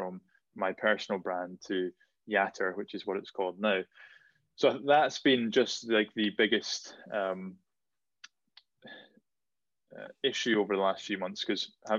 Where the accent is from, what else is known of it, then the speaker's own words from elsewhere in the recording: Shetland, Scotland, United Kingdom; growing up in Shetland, you were either good at music or you were good at sport